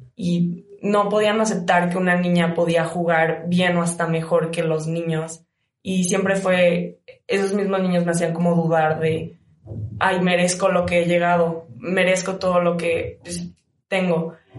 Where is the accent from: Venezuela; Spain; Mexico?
Mexico; Cozumel, Quintana Roo; moved away as an adult; now in León, Mexico; vengo de Cozumel, Quintana Roo, es una isla